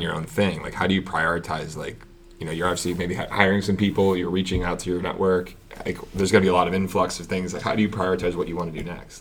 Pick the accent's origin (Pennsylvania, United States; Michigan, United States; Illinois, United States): Pennsylvania, United States; Pittsburgh; moved away; I'm from Pittsburgh originally